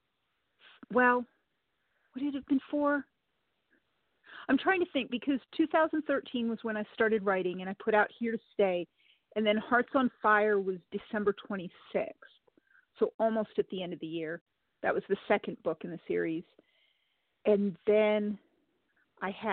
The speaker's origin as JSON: {"language": "English", "region": "Rhode Island", "country": "United States", "also_born_or_lived": "Arizona", "moved": "yes", "lives_now": "Kentucky, United States", "said": "originally I'm from Rhode Island. Then I made my way to Arizona"}